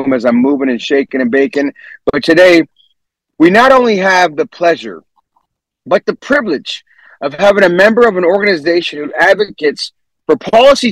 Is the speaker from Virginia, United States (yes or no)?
no; San Jose, California, United States; also born or lived in San Francisco; I'm from San Jose, by the way, born and raised in San Jose